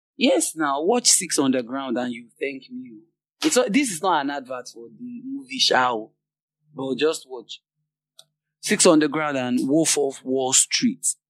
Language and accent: English; Nigeria; I'm from Nigeria